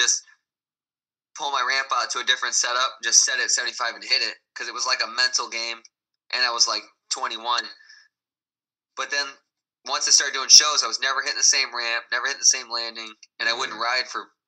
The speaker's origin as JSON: {"language": "English", "region": "Midwest", "country": "United States", "said": "because I was from the Midwest."}